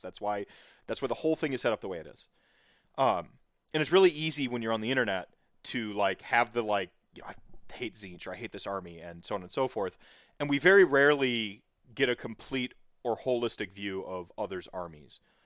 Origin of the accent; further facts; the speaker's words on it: North Carolina, United States; also born or lived in Minnesota / Winona, Minnesota; now in Wisconsin, United States; I was born in Minnesota, raised in North Carolina, and I reside in Wisconsin